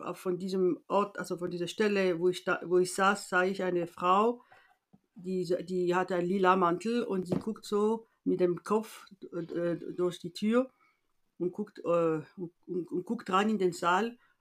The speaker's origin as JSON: {"language": "German", "town": "Paris", "region": "Île-de-France", "country": "France", "tie": "born or raised there", "also_born_or_lived": "Rabat, Morocco", "second_language": "German", "moved": "as an adult", "lives_now": "Germany", "said": "in Paris bin ich geboren, aber und in Frankreich aufgewachsen"}